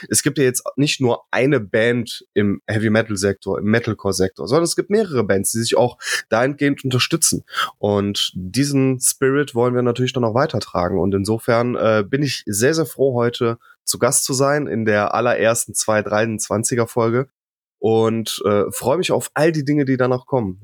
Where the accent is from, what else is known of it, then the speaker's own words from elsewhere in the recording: Rhineland, Germany; ich komme ja aus dem Rheinland